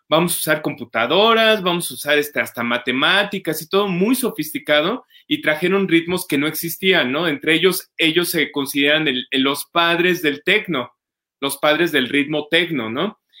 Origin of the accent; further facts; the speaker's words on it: Mexico; todos como mexicanos